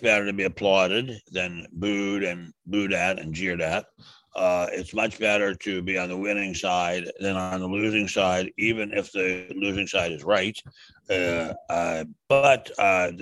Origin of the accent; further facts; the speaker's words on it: Washington, District of Columbia, United States; I grew up in Washington